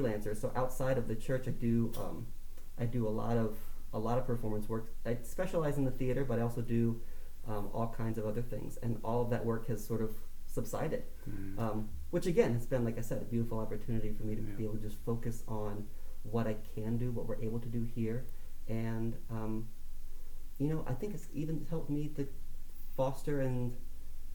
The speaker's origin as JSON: {"language": "English", "town": "Tallmadge", "region": "Ohio", "country": "United States", "tie": "born or raised there", "said": "I grew up in Talmadge, Ohio, just outside of Akron"}